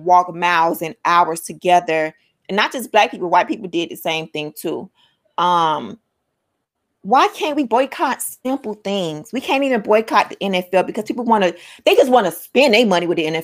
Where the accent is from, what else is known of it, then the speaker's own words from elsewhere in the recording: United States; I'm Black American.